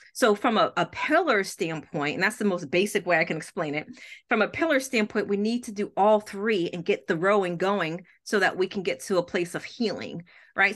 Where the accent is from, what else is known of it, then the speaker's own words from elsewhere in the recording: New York, United States; moved away; I'm originally from New York, that never left the block